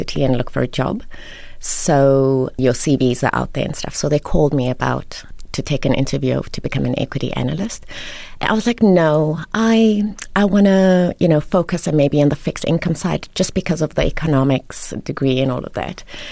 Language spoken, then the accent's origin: English; Queenstown, Eastern Cape, South Africa; also born or lived in Lesotho; My dad was Sotho, Mosotho, and my mom was Xhosa from the Eastern Cape. And then when they separated, we moved, all three of us, so I've got two older siblings. We moved to the Eastern Cape with my mom and ended up going to school at Queen's College. Well, my brother was at Queen's College and I was at Queenstown Girls High